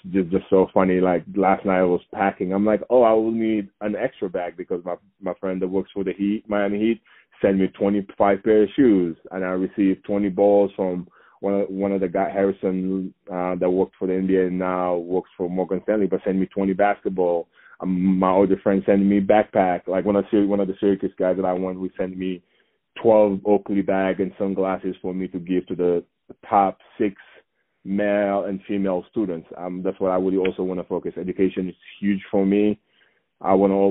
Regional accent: Saint-Louis, Senegal; now in Colorado, United States; my hometown is up north, about 250 miles away from the capital, Dakar

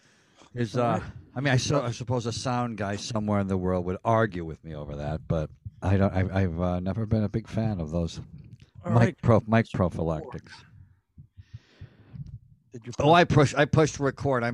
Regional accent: Elmira, New York, United States; now in Los Angeles, United States; we grew up in the Northeast in upstate New York

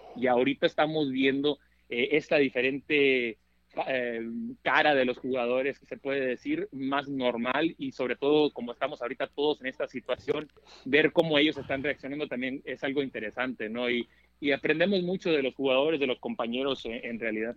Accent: Tucson, Arizona, United States; also born or lived in Anaheim, California; nacido en el sur de California, pero eh, crecí en Tucson

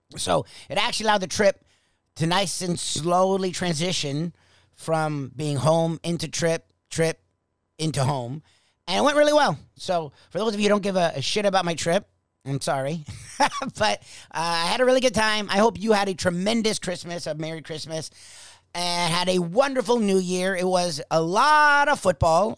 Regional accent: South Florida, United States; We're from South Florida

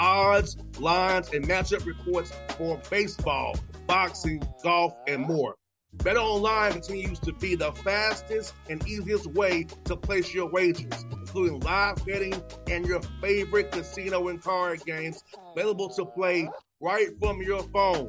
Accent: Atlanta, Georgia, United States; I'm from Atlanta

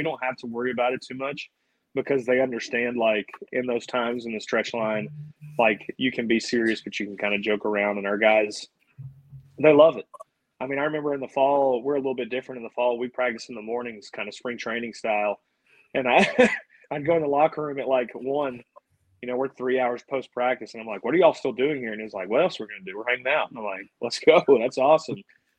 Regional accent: Birmingham, Alabama, United States; Birmingham's that crazy area for baseball.

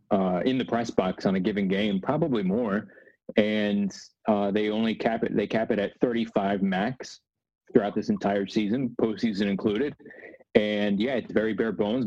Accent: New Jersey, United States; I live in New Jersey. I grew up in New Jersey

